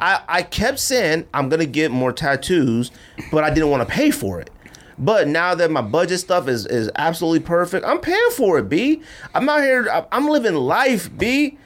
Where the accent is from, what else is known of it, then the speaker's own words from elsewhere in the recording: Inglewood, California, United States; also born or lived in Oxnard, California / Bay Area, California; now in Arizona, United States; I was born in Oxnard, moved to Inglewood.